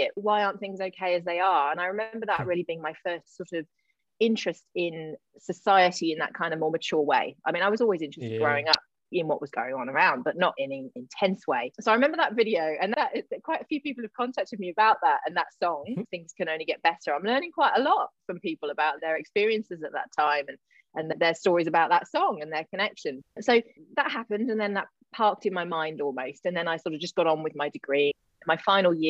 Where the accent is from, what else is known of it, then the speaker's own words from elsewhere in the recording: Gloucester, South West England, United Kingdom; a little place called Matson near my hometown of Gloucester